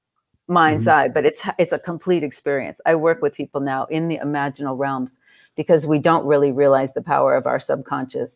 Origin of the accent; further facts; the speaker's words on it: Southern California, United States; I grew up in Southern California